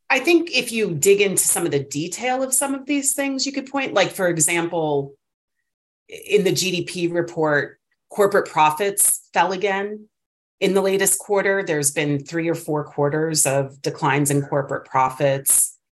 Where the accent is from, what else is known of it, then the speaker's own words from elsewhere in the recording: East Coast, United States; moved away as an adult; now in California, United States; obviously I'm from the East Coast, grew up there. I've only been in California for eight years